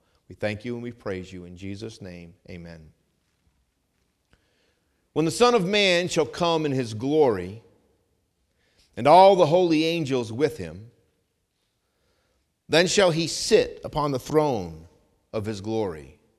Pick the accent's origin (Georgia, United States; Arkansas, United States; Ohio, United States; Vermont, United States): Vermont, United States; I grew up hunting in Vermont, and I'm a great shot.